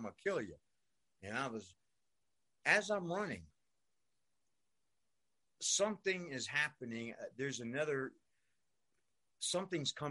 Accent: New York City, New York, United States; I grew up in New York. I grew up in Brooklyn, New York.

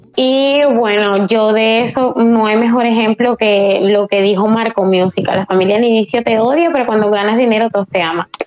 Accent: Spain; aquí en España somos más liberales

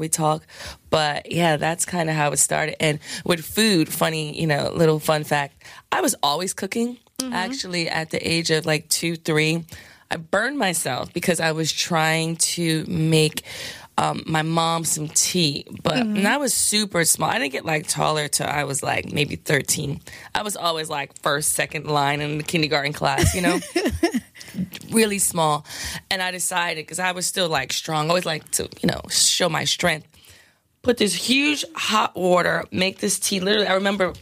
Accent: New York City, New York, United States; I'm from the South Bronx.

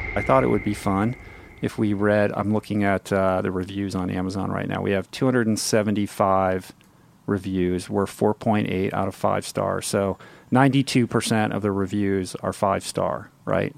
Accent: Washington, District of Columbia, United States; moved away; I grew up in Washington, D C, inside the Beltway

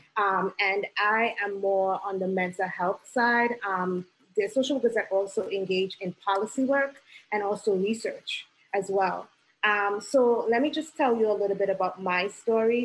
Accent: Trinidad & Tobago; now in New York City, United States; did not um, grow up in this country, because I'm originally from Trinidad and Tobago

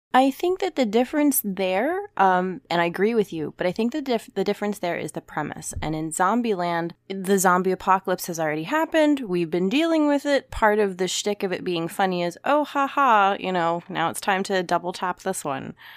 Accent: United States; as an American

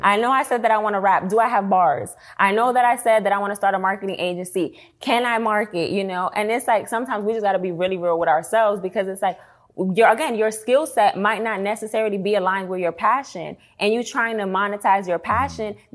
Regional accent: New York City, New York, United States; moved away as an adult; also born or lived in Washington, District of Columbia, United States / Atlanta; now in Dallas, United States; I was born and raised in the Bronx.

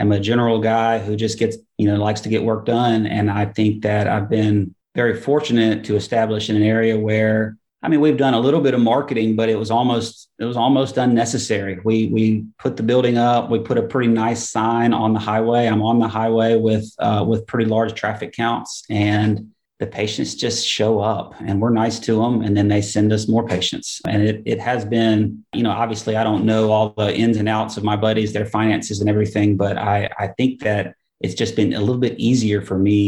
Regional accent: Huntsville, Alabama, United States; also born or lived in Birmingham, Alabama; we moved from Birmingham back up to Huntsville, which is my hometown, in 2013

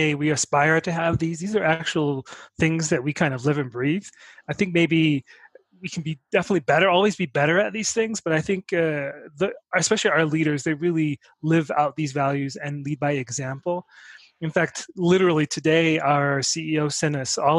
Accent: New York City, New York, United States; I interned at a nonprofit organization in New York City, my hometown.

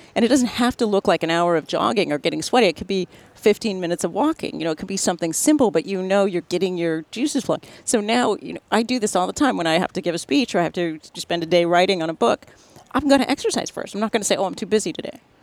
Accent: National City, California, United States; I grew up in San Diego, California

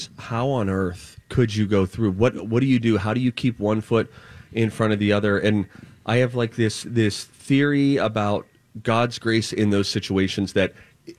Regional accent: Chaska, Chanhassen, Minnesota, United States; My neck of the woods, it's Chaska, Chanhassen

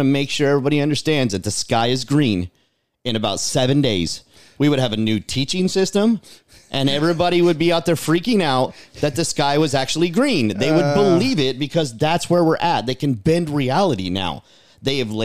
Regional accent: Anaheim, California, United States; moved away; I was from California, so we would go up in Anaheim Hills because I'm from Anaheim

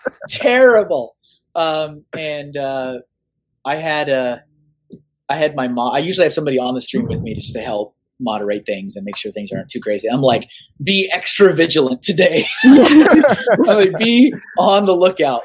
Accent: Austin, Texas, United States; moved away; I'm from Austin

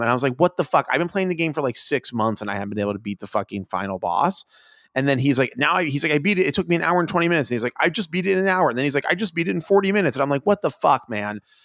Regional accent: United States; I'm an American

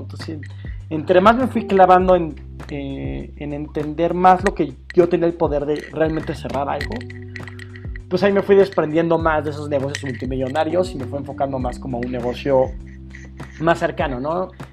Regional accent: Mexico City, Mexico; Soy chilango de nacimiento, de crecimiento y sí, prácticamente de la Ciudad de México

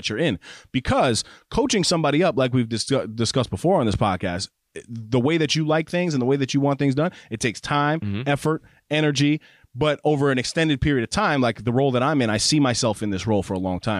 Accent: New York, United States; I'm from New York.

